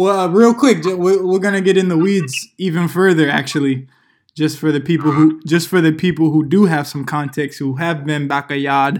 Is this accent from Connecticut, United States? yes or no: yes; Hartford, Connecticut, United States; we come from Connecticut. Hartford, Connecticut area, to be specific